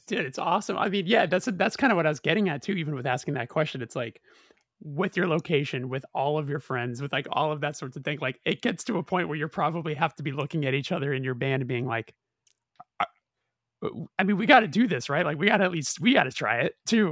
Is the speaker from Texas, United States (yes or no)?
no; Los Angeles, California, United States; we're from Los Angeles